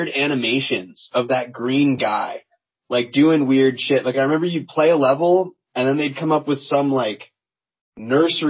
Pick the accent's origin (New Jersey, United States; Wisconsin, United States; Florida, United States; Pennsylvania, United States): Pennsylvania, United States; where we grew up in Pennsylvania